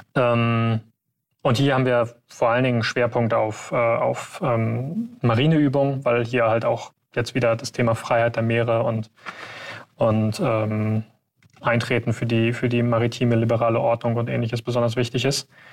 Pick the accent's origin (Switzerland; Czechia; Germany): Germany; wir als Deutsche